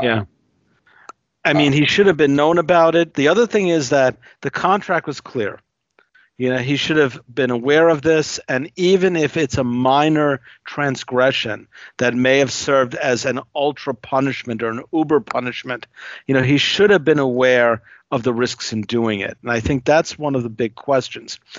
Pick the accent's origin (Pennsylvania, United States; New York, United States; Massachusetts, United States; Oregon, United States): New York, United States; New Yorker, United States; as a New Yorker